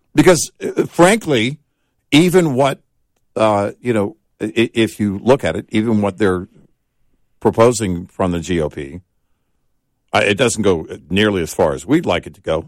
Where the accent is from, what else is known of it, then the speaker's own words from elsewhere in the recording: Tornado Alley, Great Plains, United States; growing up in Tornado Alley